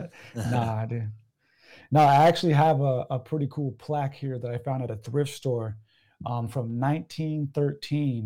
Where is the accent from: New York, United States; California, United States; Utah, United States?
California, United States; San Diego; I'm from San Diego